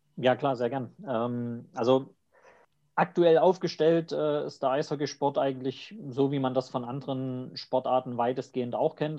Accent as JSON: {"language": "German", "region": "East Germany", "country": "Germany", "also_born_or_lived": "Leipzig", "accent": "eastern German dialect", "said": "ich komme aus dem Osten, hört man auch am Dialekt, brauche ich auch nicht verheimlichen"}